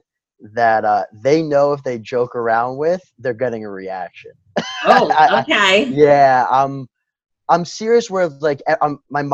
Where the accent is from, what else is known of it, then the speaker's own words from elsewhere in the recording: Mamaroneck, New York, United States; I grew up in Mamaroneck, New York, small town